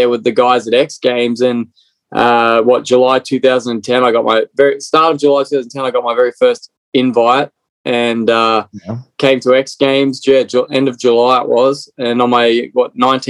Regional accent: Australia; moved away as an adult; now in United States; Originally from Australia. So born and bred in Australia. So being here for 10 years in America.

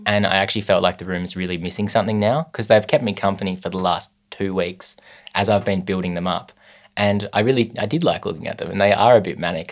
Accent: Hobart, Tasmania, Australia; I was born in Hobart in 1995.

